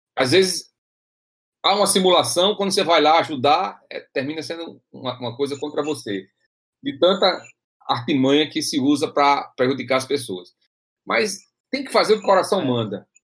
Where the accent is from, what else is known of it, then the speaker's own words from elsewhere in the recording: Açu, Rio Grande do Norte, Brazil; moved away; eu venho do interior, lá do Açu, a terra que eu nasci lá em, em Açu